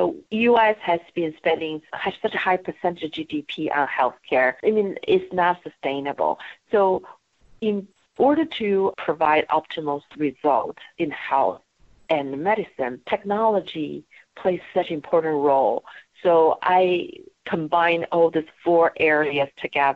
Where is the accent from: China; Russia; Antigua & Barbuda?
China; Beijing; moved away as an adult; also born or lived in New York, United States; now in Portland, United States; I grew up in Beijing, China